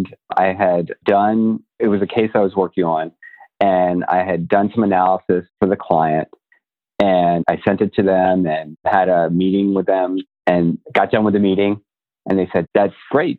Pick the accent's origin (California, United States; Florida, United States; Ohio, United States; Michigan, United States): Florida, United States; I grew up in Florida too.